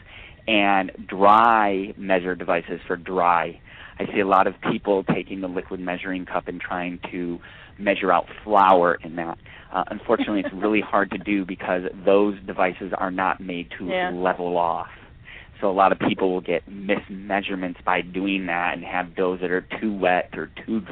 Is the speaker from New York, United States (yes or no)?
yes; New York, United States; also born or lived in Georgia / Alabama; now in California, United States; growing up in New York, and I also lived in the South, in Georgia and Alabama for a bit growing up, and then moving out here to California